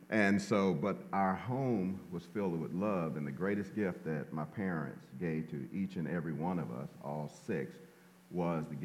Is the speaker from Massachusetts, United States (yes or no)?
no; Shreveport, Louisiana, United States; And well, I was born in Shreveport, Louisiana. Oh yeah, Shreveport, Louisiana. I'm a country boy.